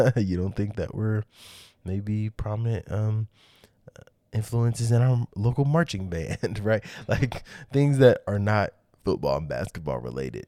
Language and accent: English; Kansas City, Missouri, United States; I'm from Kansas City